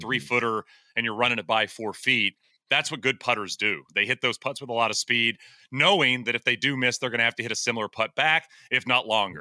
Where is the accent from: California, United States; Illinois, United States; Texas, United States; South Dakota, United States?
Texas, United States; East; I grew up in East Texas